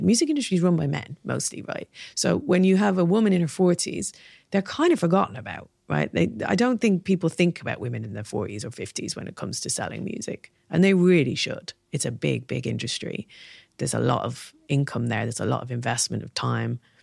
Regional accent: Dublin, Leinster, Ireland; moved away as an adult; also born or lived in Belfast; growing up in Dublin.

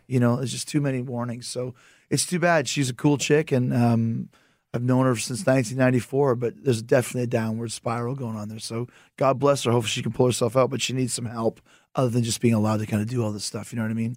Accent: Winnipeg, Manitoba, Canada; I'm from Winnipeg

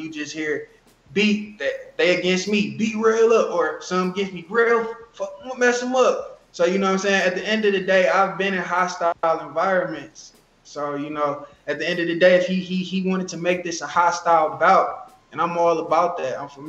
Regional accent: Detroit, Michigan, United States; I'm from Detroit, Michigan.

